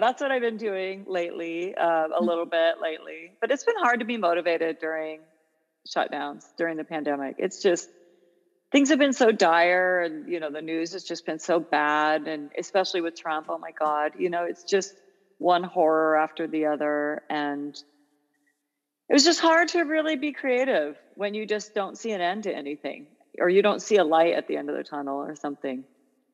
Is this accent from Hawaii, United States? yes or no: no; Olympia, Washington, United States; moved away as an adult; also born or lived in Eugene, Oregon; now in Los Angeles, United States; I grew up in Olympia, Washington, where it rains all the time